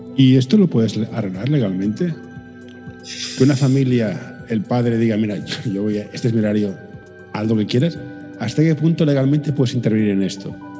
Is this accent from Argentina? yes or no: no; Barcelona, Catalonia, Spain; aquí en mi ciudad natal